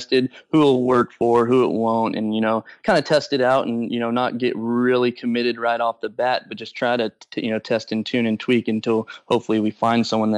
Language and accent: English; Modesto, California, United States; I'm from Modesto, California